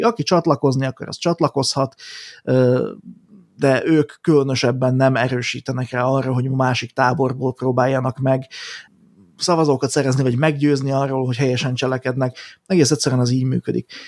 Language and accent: Hungarian; Slovakia; mi ugye szlovákiai magyarként